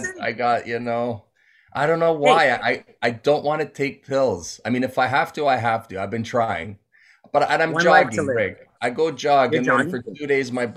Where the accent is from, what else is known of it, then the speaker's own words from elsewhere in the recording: Toronto, Ontario, Canada; I grew up in the Jane and Wilson area near the Sheridan Mall. Went to Downsview High School, secondary school.